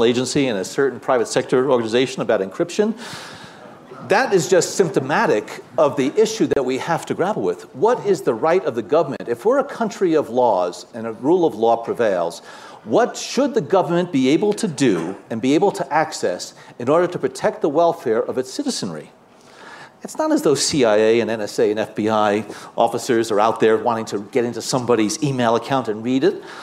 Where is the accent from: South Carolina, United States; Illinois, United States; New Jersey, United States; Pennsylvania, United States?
New Jersey, United States; I'm a guy from New Jersey